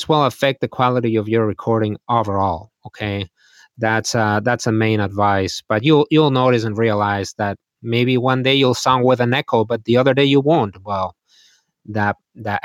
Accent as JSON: {"language": "English", "town": "Madrid", "region": "Community of Madrid", "country": "Spain", "tie": "born or raised there", "moved": "as an adult", "lives_now": "Green Bay, United States", "said": "I am from Madrid, Spain, and I grew up there"}